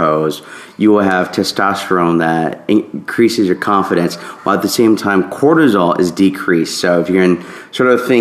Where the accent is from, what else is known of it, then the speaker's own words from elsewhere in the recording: the South, United States; for the longest time growing up in the South